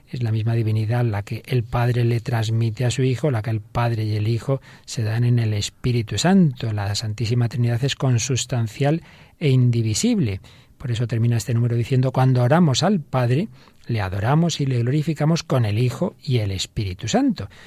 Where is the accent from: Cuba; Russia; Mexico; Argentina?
Russia; Siberia; moved away as an adult; also born or lived in Saint Petersburg / Moscow; now in Madrid, Spain; Con 21 años me mudé de Siberia a San Petersburgo y luego a Moscú, donde conocí a mi marido en una feria de construcción.